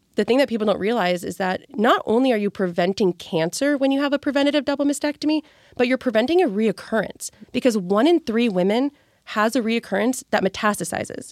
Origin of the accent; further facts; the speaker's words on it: California, United States; moved away; I'm from California. Originally, my family lives in California